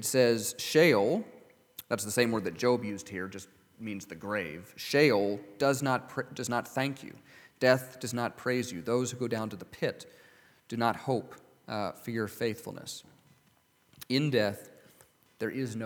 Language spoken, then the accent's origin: English; California, United States; growing up in California